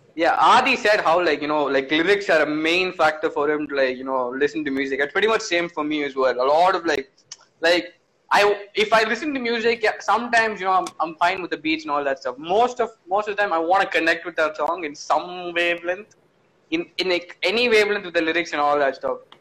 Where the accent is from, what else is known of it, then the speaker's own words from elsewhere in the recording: Kerala, India; I grew up in Kerala